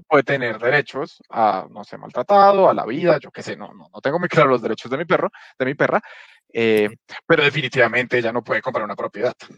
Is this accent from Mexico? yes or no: no; Colombia; nos toca como sociedad colombiana